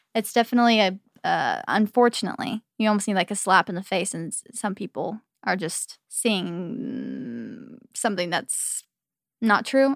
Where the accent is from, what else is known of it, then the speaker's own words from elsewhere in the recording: Arizona, United States; now in Los Angeles, United States; growing up in Arizona